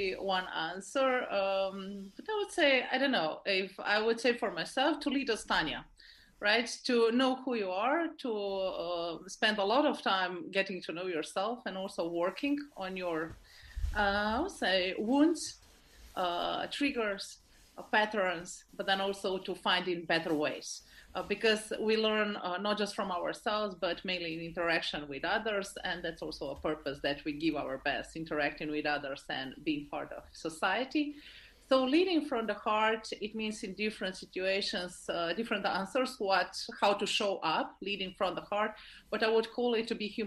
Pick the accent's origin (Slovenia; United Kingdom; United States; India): Slovenia; I'm from Slovenia, but I like to call myself that I'm worldwide.